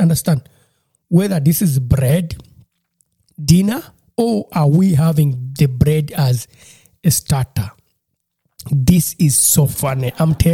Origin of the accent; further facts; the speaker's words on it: Uganda; moved away as an adult; now in Germany; when I was growing up in Uganda